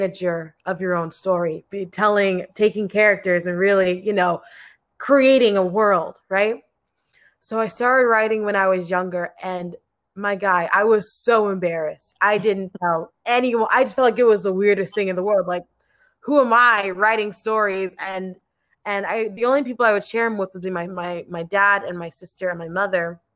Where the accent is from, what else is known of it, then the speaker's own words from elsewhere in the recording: Ashburn, Virginia, United States; moved away as an adult; now in Seattle, United States; I'm born and raised in Ashburn, Virginia